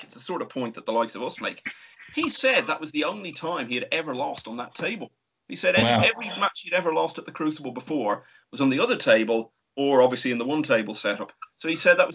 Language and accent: English; Ireland; being an Irishman